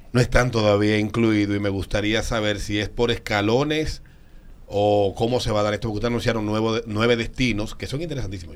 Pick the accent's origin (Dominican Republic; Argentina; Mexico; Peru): Dominican Republic; ¿por qué no tenemos en el país una línea aérea que uno pueda decir, me fui en el avión de República Dominicana?